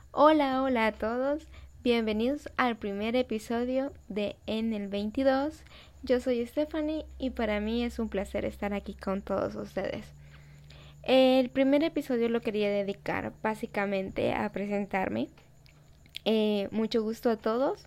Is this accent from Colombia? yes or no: no; El Salvador; Vivo en El Salvador. Soy salvadoreña de ADN y corazón.